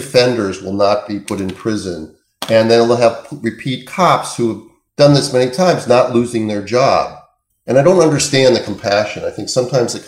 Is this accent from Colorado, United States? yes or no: no; Minneapolis, Minnesota, United States; I grew up in Minneapolis.